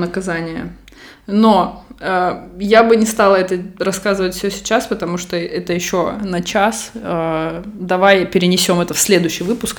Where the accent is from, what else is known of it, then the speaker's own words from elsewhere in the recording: Russia; now in Barcelona, Spain; из России, я говорю, из России